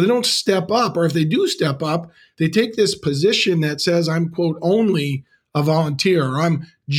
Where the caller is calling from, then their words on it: Green Bay, Wisconsin, United States; I'm dialing in from Green Bay, Wisconsin today under the shadow of Lambeau Field, the frozen tundra.